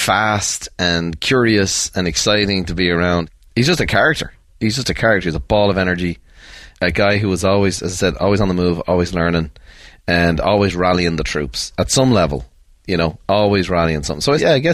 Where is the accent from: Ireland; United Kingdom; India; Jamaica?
Ireland; Dublin, Leinster; We had six kids growing up south side of Dublin.